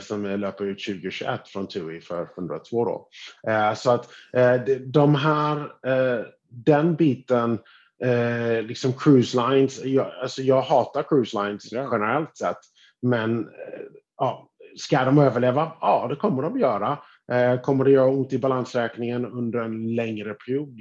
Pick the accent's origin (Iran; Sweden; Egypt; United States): United States; som amerikan, skattebetalare i USA